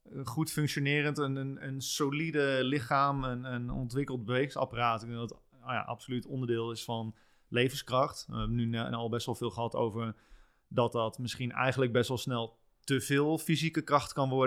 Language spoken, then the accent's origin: Dutch; a small village near Apeldoorn, Gelderland, Netherlands; moved away; also born or lived in Amsterdam; ik ben geboren in Apeldoorn. Oké. En ik ben in een klein dorpje in de buurt daar opgegroeid.